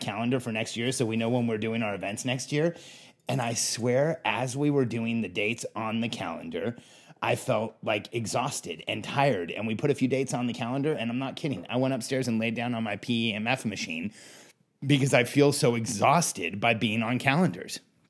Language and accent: English; Mexico; also born or lived in California / Florida; I grew up in Mexico, then California, then Florida. To me, it was the same all year round.